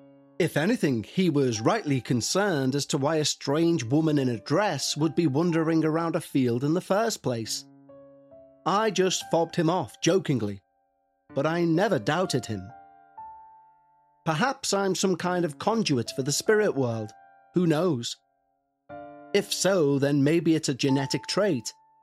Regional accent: Ireland; As I mentioned at the start, I'm an Irish traveller, and for 1,000 years, generation after generation of my ancestors have roamed the roads, lanes, boreens and byways of this country

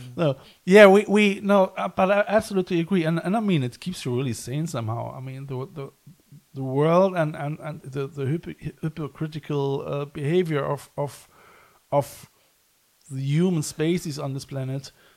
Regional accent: Cologne, North Rhine-Westphalia, Germany; now in West Cork, Ireland; I come from Cologne

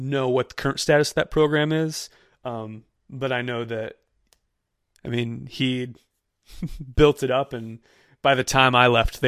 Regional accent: St. Louis, Missouri, United States; moved away; also born or lived in Knoxville, Tennessee; I'm from St. Louis, but I worked in Knoxville for 3 years

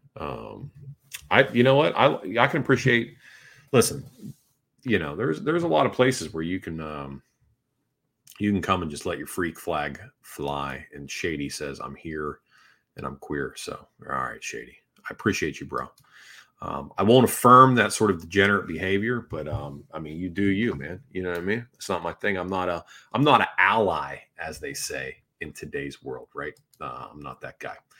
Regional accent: Northeast, United States

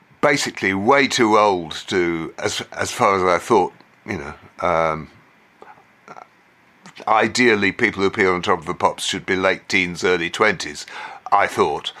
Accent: England, United Kingdom; we were from England

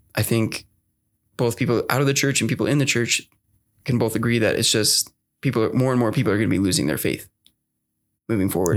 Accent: Utah, United States; I did grow up in Utah my whole life

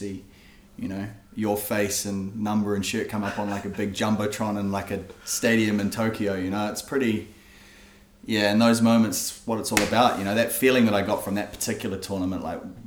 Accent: Hawke's Bay, New Zealand; moved away; also born or lived in Auckland; growing up in Hawke's Bay

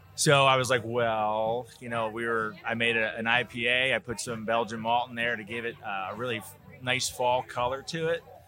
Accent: Midwest, United States; I'm from the Midwest

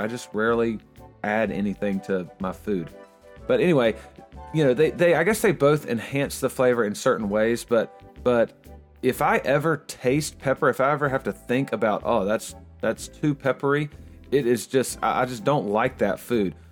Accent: Willow Springs, North Carolina, United States; first language English; I'm from Willow Springs, North Carolina

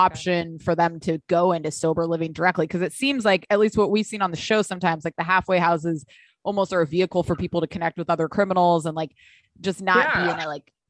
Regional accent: San Diego, California, United States; I'm from San Diego

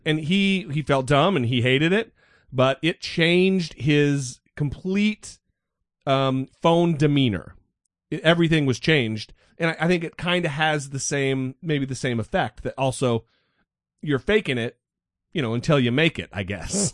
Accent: Nez Perce Indian Reservation, northern Idaho, United States; I grew up on the Nez Perce Indian reservation in northern Idaho

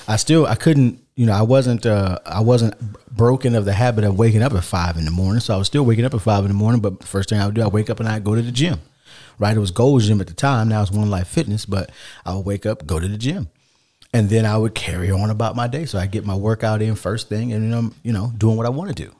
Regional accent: United States; as an American

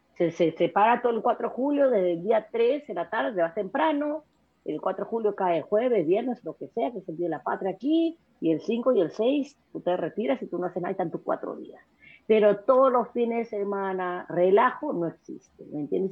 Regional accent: Peru; moved away as an adult; also born or lived in New York; now in United States; yo nací en el Perú, eh, me crié en el Perú

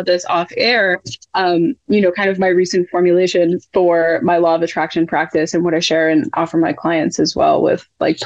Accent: New England, United States; I'm from New England.

